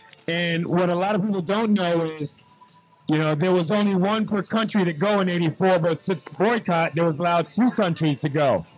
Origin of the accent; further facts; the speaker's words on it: New York City, New York, United States; as a youth growing up in Harlem